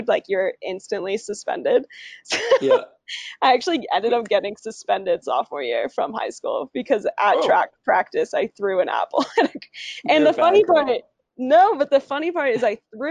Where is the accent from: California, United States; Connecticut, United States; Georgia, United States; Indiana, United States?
California, United States; Santa Cruz; I grew up in Santa Cruz, California